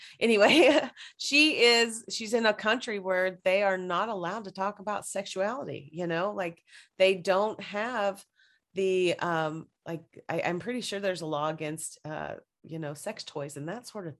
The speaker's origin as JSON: {"language": "English", "region": "Kentucky", "country": "United States", "tie": "born or raised there", "said": "growing up in Kentucky"}